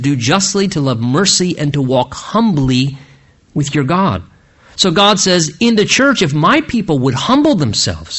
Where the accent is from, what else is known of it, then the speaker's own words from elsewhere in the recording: United States; being an American